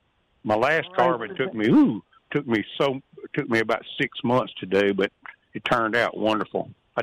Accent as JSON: {"language": "English", "region": "the Mississippi Delta", "country": "United States", "tie": "born or raised there", "moved": "yes", "lives_now": "Kosciusko, United States", "said": "I grew up around Bodark because I'm an old Delta boy."}